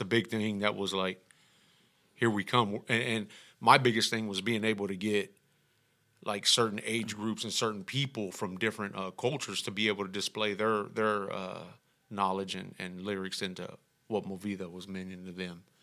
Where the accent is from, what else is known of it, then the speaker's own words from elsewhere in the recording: Houston, Texas, United States; I'm from El Dorado